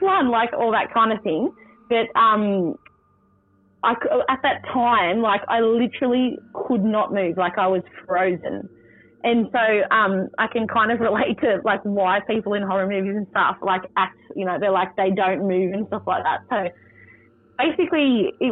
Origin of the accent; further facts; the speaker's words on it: Worimi country, New South Wales, Australia; now in Central Coast, Australia; I'm from Worimi country, which is Gloucester, Foster, Nelson Bay area. I've been brought up there all my life.